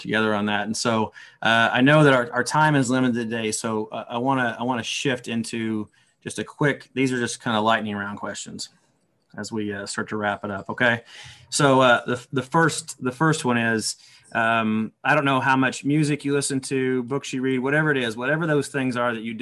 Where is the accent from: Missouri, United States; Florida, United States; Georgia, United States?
Missouri, United States; near Southeast Kansas; now in Kansas, United States; growing up in Southeast Kansas, I mean, technically I was on the other side of the state line, just barely